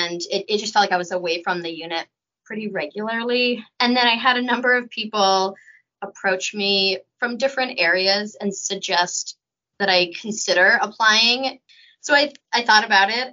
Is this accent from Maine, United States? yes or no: yes; Windsor, Maine, United States; moved away as an adult; also born or lived in Vancouver, British Columbia; now in Vermont, United States; I grew up in Maine in a small town outside of Augusta called Windsor.